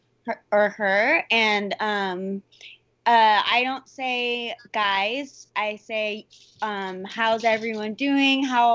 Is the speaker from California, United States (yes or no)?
yes; Orange County, California, United States; I'm from Orange County